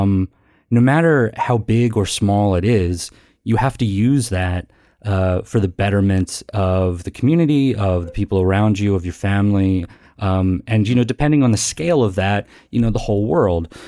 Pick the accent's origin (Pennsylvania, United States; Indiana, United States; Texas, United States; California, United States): Pennsylvania, United States; Philadelphia; I'm from Philadelphia